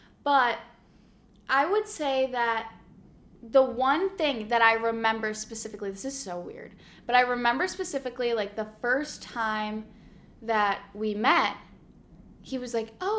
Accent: La Grange, Illinois, United States; moved away as an adult; now in Los Angeles, United States; We're from LaGrange, Illinois.

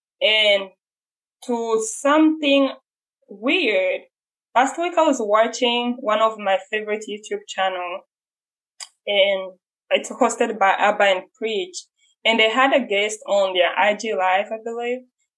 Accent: Rwanda; I'm from Rwanda

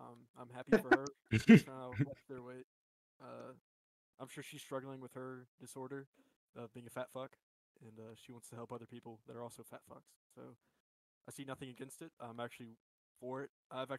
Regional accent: Tennessee, United States; Yeah, I'm from the Tennessee.

